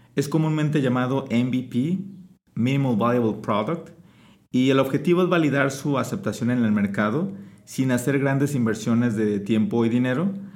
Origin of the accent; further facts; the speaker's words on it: Mexico; es nuestra obligación como mexicanos